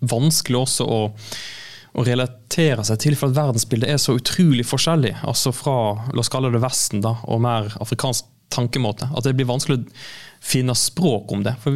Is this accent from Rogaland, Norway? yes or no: yes; Jørpeland, Rogaland, Norway; moved away as an adult; now in Côte d'Ivoire; jeg kommer fra Jørpeland.